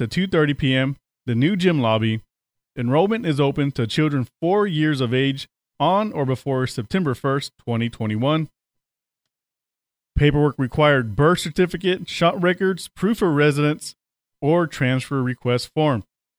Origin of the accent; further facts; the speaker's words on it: the South, United States; I grew up in the South.